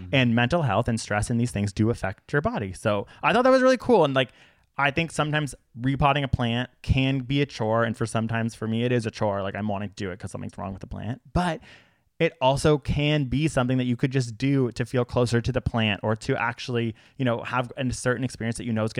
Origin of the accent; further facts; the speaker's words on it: Canada; we're Canadian.